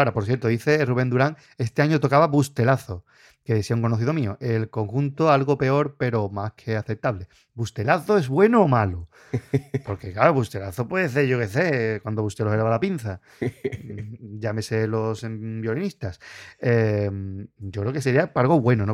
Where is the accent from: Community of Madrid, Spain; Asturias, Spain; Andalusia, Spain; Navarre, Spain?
Andalusia, Spain; Puerto Real; nosotros que somos de Puerto Real